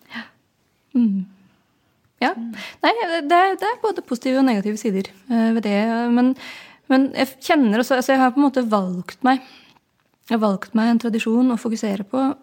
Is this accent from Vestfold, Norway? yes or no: no; Oslo, Norway; kommer jeg fra Oslo og spiller hardingfele